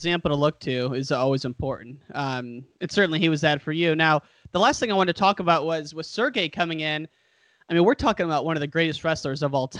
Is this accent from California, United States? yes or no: no; Chicago, Illinois, United States; I'm from Chicago area